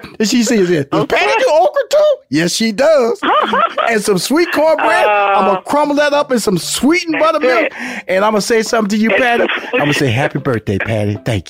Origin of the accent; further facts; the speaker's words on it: Houston, Texas, United States; I'm from Houston, Texas, and a country boy.